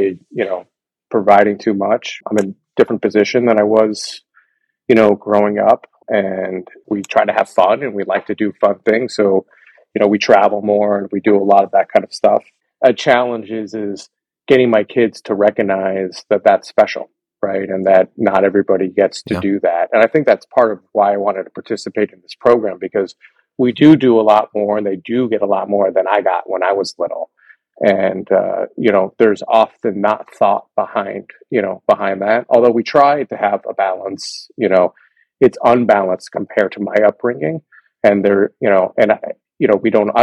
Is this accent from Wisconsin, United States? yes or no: no; Miami, Florida, United States; I grew up in Miami, Florida